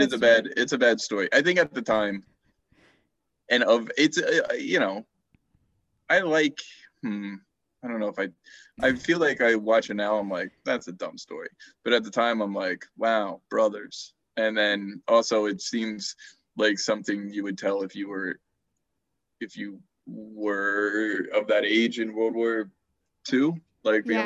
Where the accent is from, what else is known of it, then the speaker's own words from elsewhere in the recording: New Jersey, United States; Me being from like New Jersey